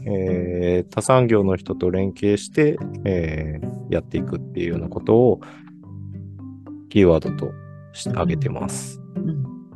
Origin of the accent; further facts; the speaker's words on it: Hiroshima, Japan; moved away as an adult; also born or lived in Niigata / Nagano Prefecture; now in Toyama, Japan; 私自身は広島県出身